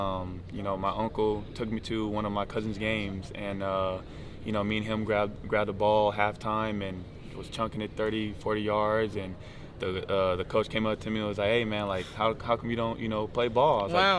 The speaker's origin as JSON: {"language": "English", "town": "Las Vegas", "region": "Nevada", "country": "United States", "tie": "born or raised there", "said": "Oh, man, I'm from Las Vegas, Nevada."}